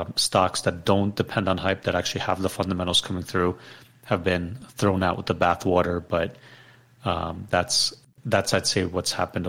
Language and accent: English; Ukraine; moved away; I was born in Ukraine.